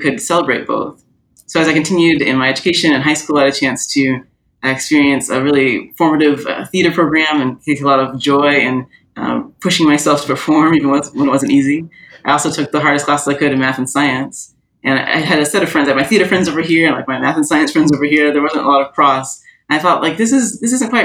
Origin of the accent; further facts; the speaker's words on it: Orlando, Florida, United States; also born or lived in San Diego, California; I grew up mostly in Orlando, Florida. That's my main childhood set of memories